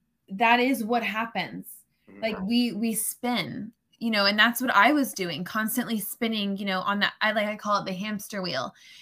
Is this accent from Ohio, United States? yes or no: no; Florida, United States; We moved around a good bit, but most of my life has definitely been in Florida.